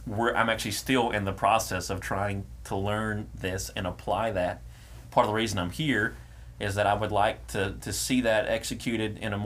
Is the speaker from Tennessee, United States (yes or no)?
no; Lumberton, Texas, United States; also born or lived in Silsbee, Texas; Lumberton, which is my hometown.